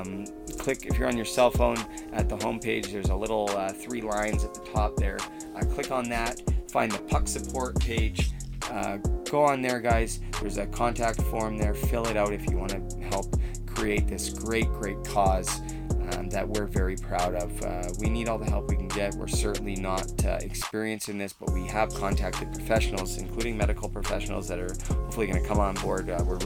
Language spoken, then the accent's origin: English; Port Coquitlam, British Columbia, Canada; Growing up in Port Coquitlam, BC